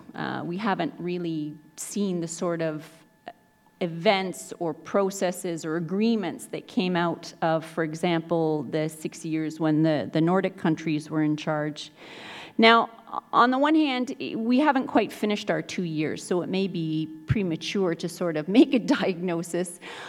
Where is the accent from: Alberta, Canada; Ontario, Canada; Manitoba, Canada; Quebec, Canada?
Manitoba, Canada; Winnipeg; moved away; I'm an academic, but also I live in the South. Even though I come from Winnipeg, which is known for its cold climate, I don't actually live in the North.